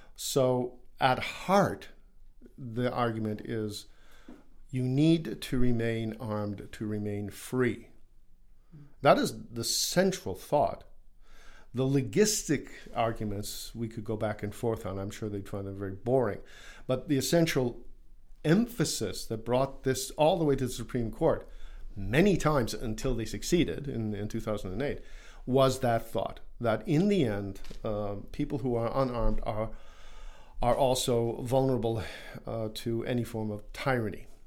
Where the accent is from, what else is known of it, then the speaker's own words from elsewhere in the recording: United States; as an American